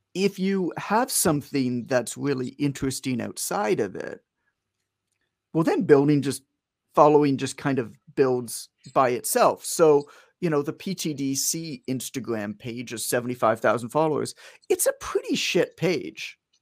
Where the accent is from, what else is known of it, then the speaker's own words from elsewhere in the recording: Canada; I'm from Canada, uh, but I'm in the U S right now.